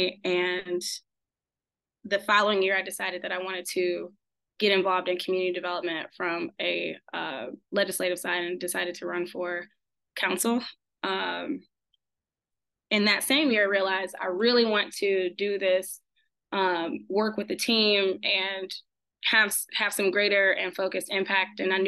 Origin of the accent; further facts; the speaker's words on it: Detroit, Michigan, United States; moved away as an adult; now in Pittsburgh, United States; I'm a transplant from Detroit, Michigan